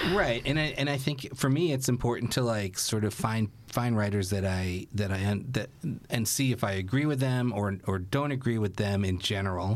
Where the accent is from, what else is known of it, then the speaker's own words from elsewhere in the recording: New York City, New York, United States; I grew up in Brooklyn